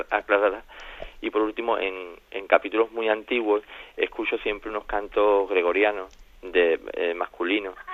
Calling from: Jerez de la Frontera, Andalusia, Spain; de Jerez.

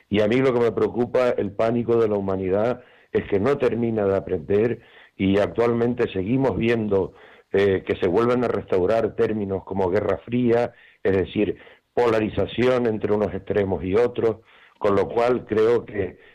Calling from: Tenerife, Canary Islands, Spain

